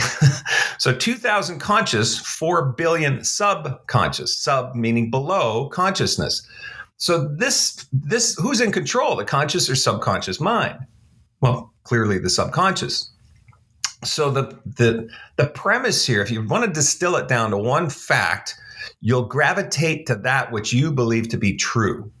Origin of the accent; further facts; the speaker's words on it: Canada; moved away as an adult; now in Dallas, United States; I'm a Canadian. I, uh, I grew up in Canada. I lived my first thirty-four, thirty-five years in Canada.